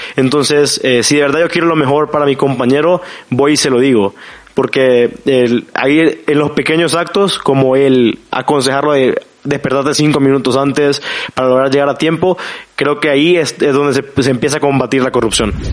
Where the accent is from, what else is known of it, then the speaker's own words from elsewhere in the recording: San Salvador, El Salvador; soy de San Salvador, El Salvador